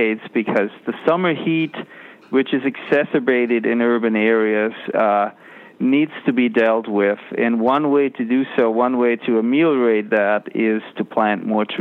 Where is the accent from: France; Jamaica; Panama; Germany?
Germany; now in United States; I grew up in Germany